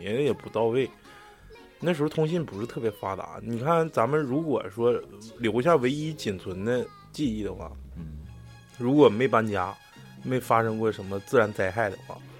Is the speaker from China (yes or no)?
yes; Northeast China, China; 因为我小时候冬天 东北冬天都得穿棉裤